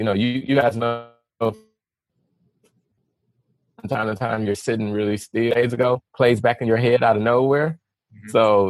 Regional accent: the South, United States; But I'm from the South, so I like quartet gospel, you know, like old school gospel.

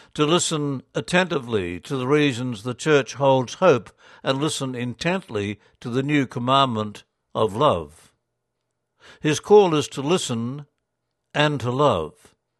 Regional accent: Australia; as Australian Catholics

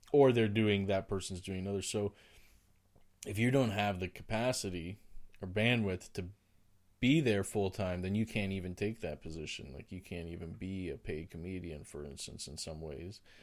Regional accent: Oshawa, Ontario, Canada; now in Ottawa, Canada; I grew up in Oshawa

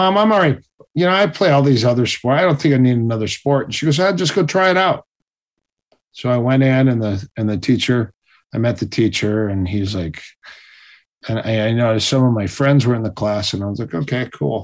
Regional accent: Minnesota, United States; I'm from Minnesota

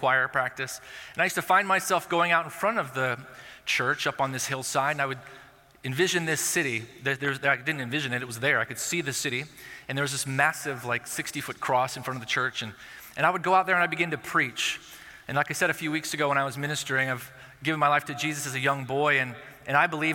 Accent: Corona, California, United States; I was born and raised in Southern California in a place called Corona.

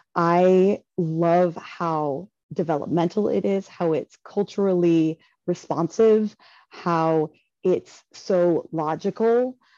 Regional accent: Bakersfield, California, United States; also born or lived in Chico, California; I grew up in the Bakersfield area, eh, in the that's in the southern Central Valley of California

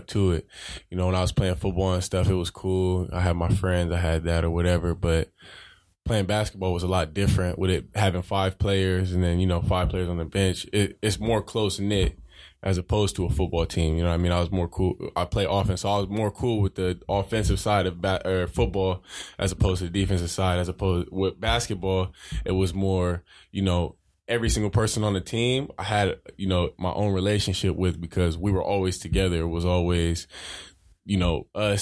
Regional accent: San Diego, California, United States; moved away; where I grew up back in San Diego, this little diverse, real diverse neighborhood called City Heights

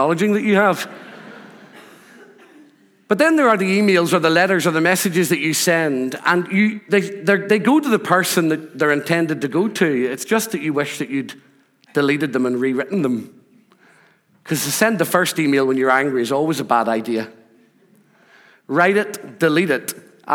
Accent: Rathcoole, Northern Ireland, United Kingdom; moved away as an adult; also born or lived in Scotland; Growing up in Northern Ireland, growing up in Rathcoole

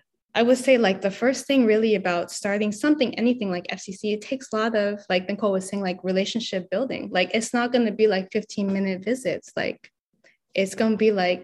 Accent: Los Angeles, California, United States; moved away as an adult; now in San Francisco Bay Area, United States; I'm not from the Bay, I'm from LA. And when I came to the Bay

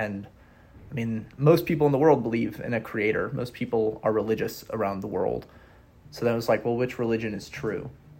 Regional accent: Wisconsin, United States; also born or lived in Oregon / Georgia; I'm originally from Wisconsin. Spent most of my life in between Wisconsin, Oregon, and Georgia.

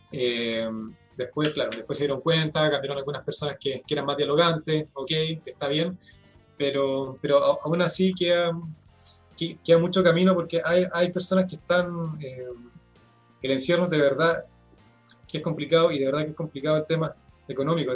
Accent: Chile; nosotros como chilenos

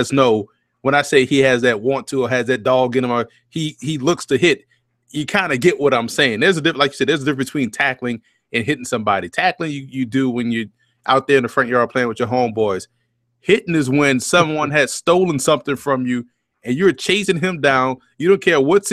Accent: New Orleans, Louisiana, United States; also born or lived in New York City area; now in New York City, United States; I'm born and raised in New Orleans

